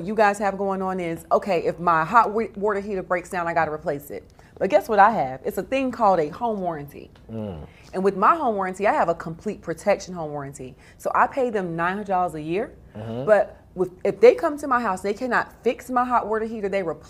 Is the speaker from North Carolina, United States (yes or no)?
yes; North Carolina, United States; I am. I'm a Southerner.